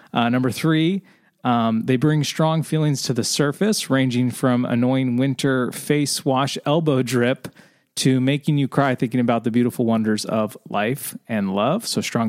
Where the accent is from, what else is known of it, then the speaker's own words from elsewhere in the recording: Norway; English is a second language; So, greetings from Norway. Hi guys, I'm from Norway.